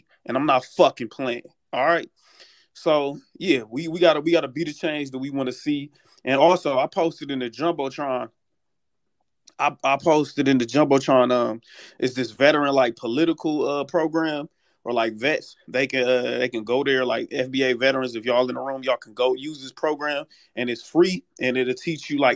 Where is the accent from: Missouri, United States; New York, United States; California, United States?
Missouri, United States; St. Louis; now in San Antonio, United States; I currently live in San Antonio, but I'm originally from St. Louis, Missouri